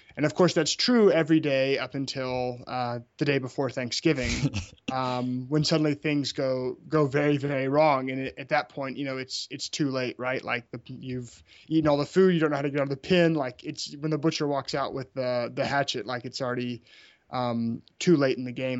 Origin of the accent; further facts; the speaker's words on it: Memphis, Tennessee, United States; moved away; also born or lived in Birmingham, Alabama; I grew up in Memphis, Tennessee.